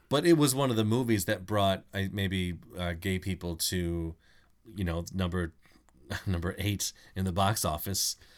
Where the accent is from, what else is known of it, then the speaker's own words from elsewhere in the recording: Mill Point, United States; I grew up in Mill Point